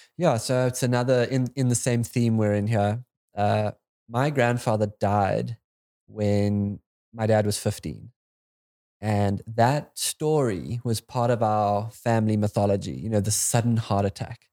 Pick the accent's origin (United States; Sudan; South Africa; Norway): South Africa; as a South African